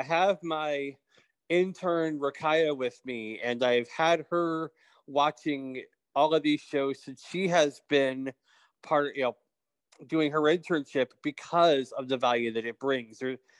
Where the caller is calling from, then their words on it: Texas, United States; I am joining you from East Texas today. So I do travel around a bit. And my background was, you know, I grew up blind